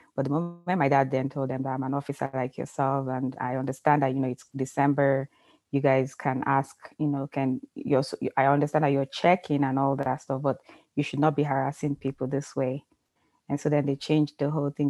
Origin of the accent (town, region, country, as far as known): Ibadan, Oyo, Nigeria; born or raised there; also born or lived in Lagos, Nigeria; now in United States